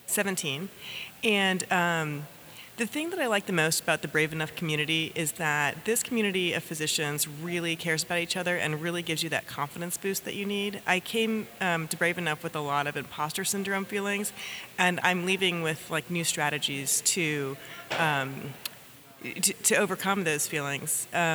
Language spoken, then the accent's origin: English; Durham, North Carolina, United States; I'm from Durham, North Carolina.